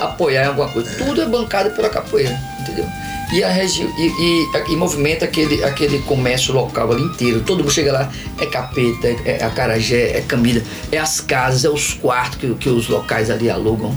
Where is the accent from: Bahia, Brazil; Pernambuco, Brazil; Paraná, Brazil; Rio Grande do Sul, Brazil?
Bahia, Brazil; Itabuna; moved away as an adult; also born or lived in São Paulo / San Diego / Las Vegas; now in Portland, United States; Aí eu vivi minha vida inteira aqui, né? Eu sou itabunense